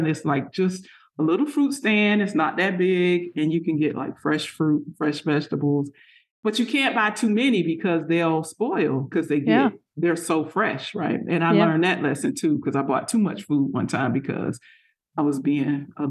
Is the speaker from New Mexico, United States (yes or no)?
no; Florida, United States; I grew up in South Florida. And so I grew up eating mangoes as a kid, like all summer long.